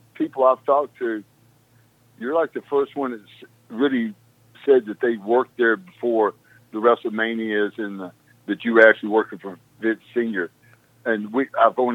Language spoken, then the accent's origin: English; South Arkansas, United States; I came from South Arkansas, from a sharecropping family